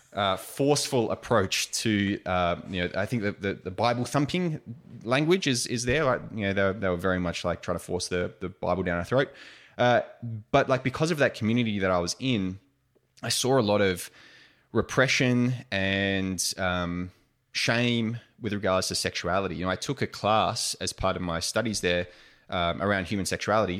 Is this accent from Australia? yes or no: yes; Australia; also born or lived in United States; being classic Australian larrikins